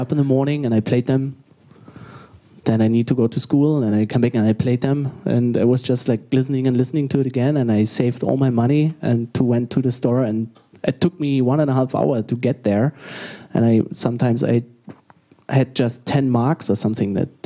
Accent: Berlin, Germany; I grew up in Berlin.

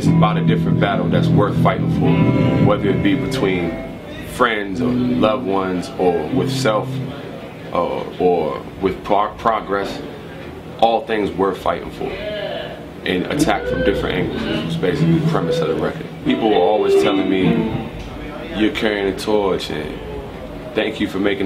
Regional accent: Prince George's County, Maryland, United States; also born or lived in Washington, D.C.; I'm from Prince George's County, Maryland, which is the wealthiest concentration of the wealthiest African Americans in the United States

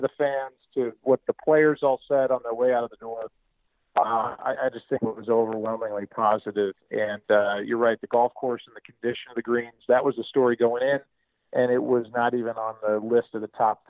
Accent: St. Louis, Missouri, United States; I was proud of my hometown. I thought it was a good week for St. Louis.

